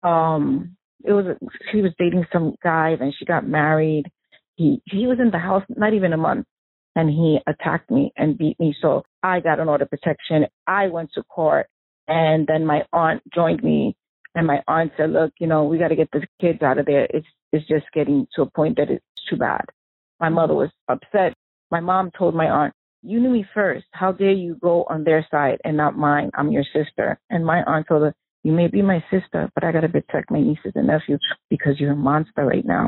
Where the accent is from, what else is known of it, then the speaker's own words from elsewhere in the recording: New York City, New York, United States; I actually was born and raised in Brooklyn, New York.